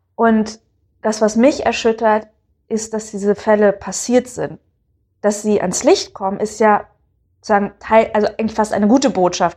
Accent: Bremen, Germany; ich komme aus Bremen. Das ist eine Gegend, die jetzt nicht übermäßig katholisch ist. Also meine Familie war da, äh, gehörte da zu den ersten katholischen Familien der Stadt

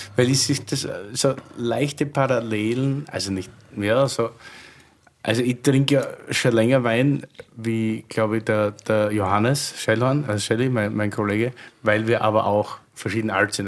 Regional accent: Austria; meine Heimat. Also Heimat, wenn ich jetzt ganz Österreich sehe

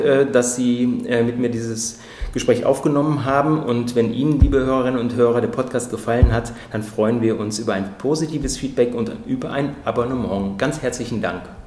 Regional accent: Germany; als Deutsche

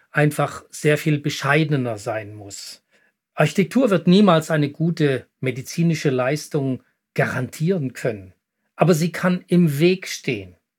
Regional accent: Switzerland; hier bei uns in der Schweiz

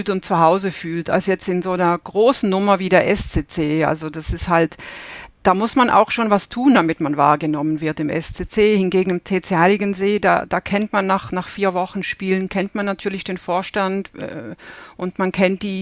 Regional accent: Basel, Basel-Stadt, Switzerland; Ich bin, ähm, ich bin aus Basel, aus dem Nachbarort von, von Roger Federer und bin auch in einer absoluten Tennisfamilie aufgewachsen.

